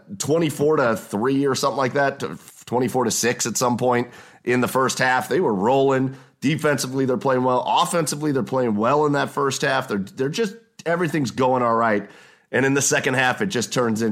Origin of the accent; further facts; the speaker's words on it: Rocky River, Ohio, United States; I'm a West Side guy. I grew up in Rocky River